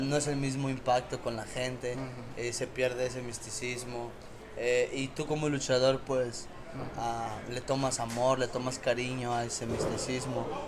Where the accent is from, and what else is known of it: Mexico